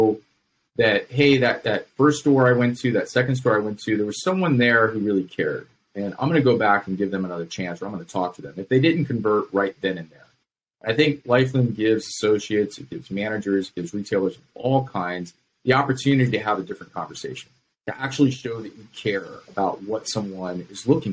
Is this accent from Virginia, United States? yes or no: yes; Virginia, United States; I grew up in Virginia